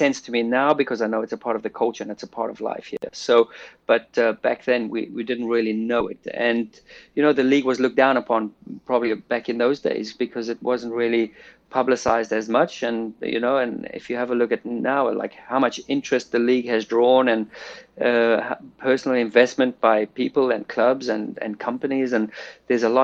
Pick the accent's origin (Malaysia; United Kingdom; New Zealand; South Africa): South Africa; moved away